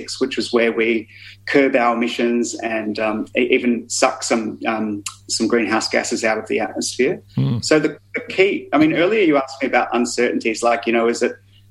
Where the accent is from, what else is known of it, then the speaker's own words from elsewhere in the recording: Melbourne, Victoria, Australia; moved away as an adult; I grew up in Melbourne, but I've been away for 20-something years